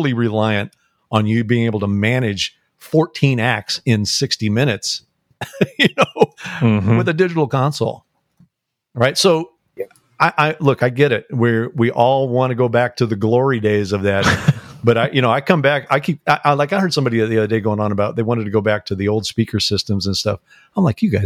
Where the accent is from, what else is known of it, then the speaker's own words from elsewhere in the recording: St. Louis, Missouri, United States; I grew up in St. Louis